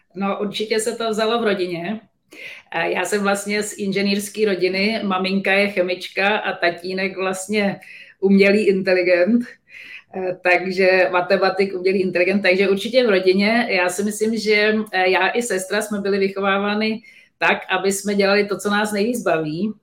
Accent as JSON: {"language": "Czech", "country": "Czechia", "said": "my jako Češi"}